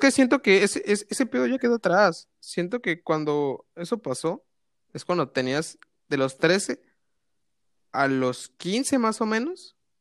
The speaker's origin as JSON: {"language": "Spanish", "region": "Veracruz", "country": "Mexico", "said": "yo soy de Veracruz"}